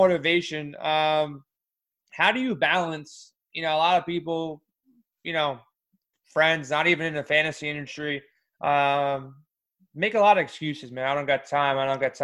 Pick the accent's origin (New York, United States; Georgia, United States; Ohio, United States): New York, United States; I grew up in New York, still live in New York